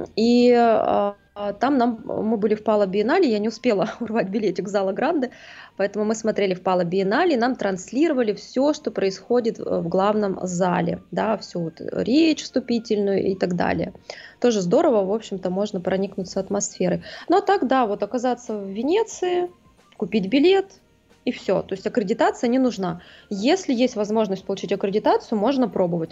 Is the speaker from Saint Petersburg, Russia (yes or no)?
yes; Saint Petersburg, Russia; я из Питера.